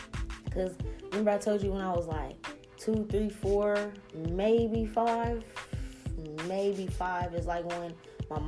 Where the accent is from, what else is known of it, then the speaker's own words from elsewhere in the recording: New Orleans, Louisiana, United States; moved away; we're from New Orleans